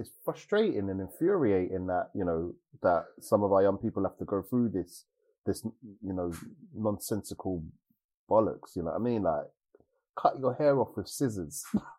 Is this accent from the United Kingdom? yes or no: yes; United Kingdom; I am Black British.